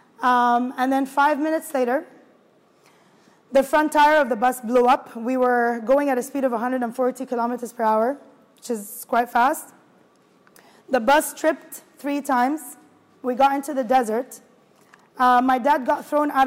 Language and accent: English; Kuwait; moved away as an adult; also born or lived in Egypt; now in Dubai, United Arab Emirates; I grew up in Kuwait. I was born and raised in Kuwait, actually. Moved to Dubai in 2011 with work